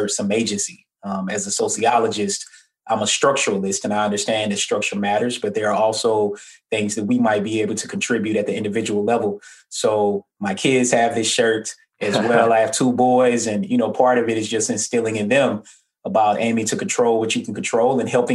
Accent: Atlanta, Georgia, United States; also born or lived in Murfreesboro, Tennessee; So I'm originally from Murfreesboro, Tennessee. So similar to you, I'm a Southerner. I grew up in Atlanta

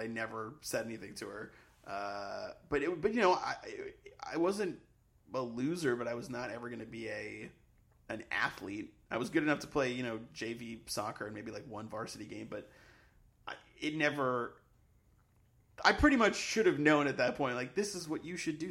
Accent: Sharon, Massachusetts, United States; growing up in Sharon was uh, sort of idyllic and sort of boring

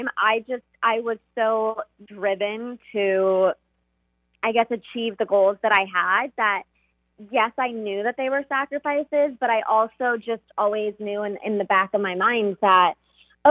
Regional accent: Texas, United States; also born or lived in Russia; I basically grew up in Texas and the United States

